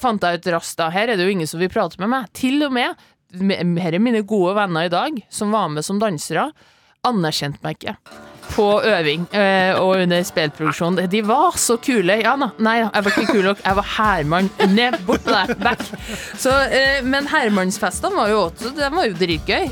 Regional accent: Ytterøya, Trøndelag, Norway; also born or lived in Inderøy; now in Oslo, Norway; Jeg er fra Ytterøya

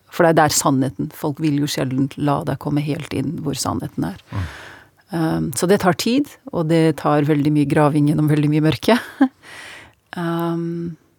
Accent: Norway; moved away; jeg snakker norsk, jeg var jo født og oppvokst her

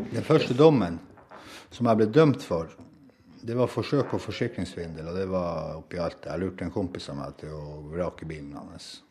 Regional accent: Norway; jeg som nordmann

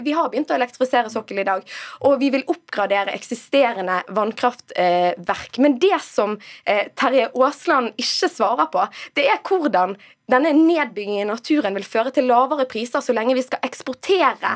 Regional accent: Western Norway, Norway; jeg kommer kommer fra Vestlandet

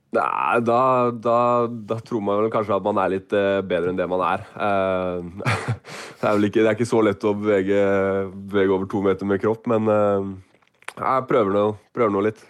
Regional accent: Oslo, Norway; jeg er fra Oslo

